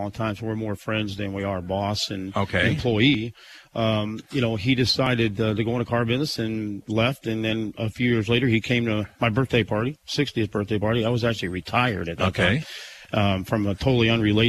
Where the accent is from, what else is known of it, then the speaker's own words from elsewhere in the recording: Springfield, Illinois, United States; now in Carlinville, United States; Born and raised in Springfield.